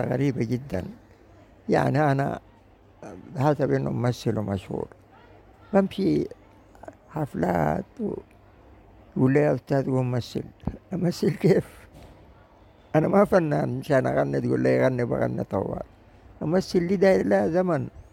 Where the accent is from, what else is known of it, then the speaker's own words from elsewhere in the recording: Sudan; واقعنا كسودانيين